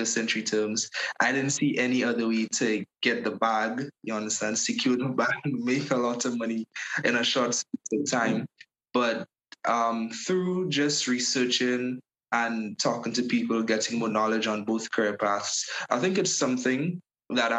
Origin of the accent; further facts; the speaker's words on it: Paradise, Saint Andrew, Grenada; I'm from Paradise, St. Andrews.